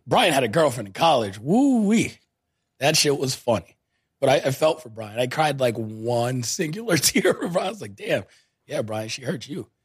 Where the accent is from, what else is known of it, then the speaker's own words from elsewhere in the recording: New York City, New York, United States; People of my ilk, my hometown